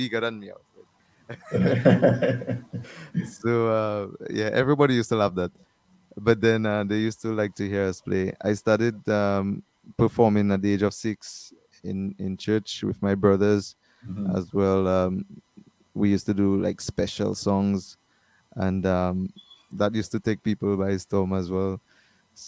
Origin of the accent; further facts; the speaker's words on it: Dominica; I'm from Dominica. Born in Dominica, Princess Margaret Hospital. I live at Wallhouse, Wallows.